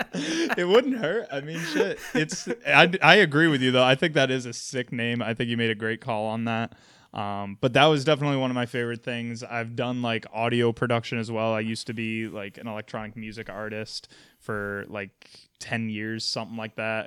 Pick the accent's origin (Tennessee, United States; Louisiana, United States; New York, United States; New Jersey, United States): New York, United States; Albany; I was originally from Albany, New York, went to college in Western New York